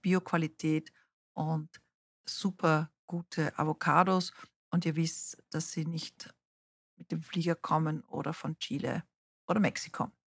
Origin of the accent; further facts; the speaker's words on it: South Africa; moved away; ich bin in Südafrika aufgewachsen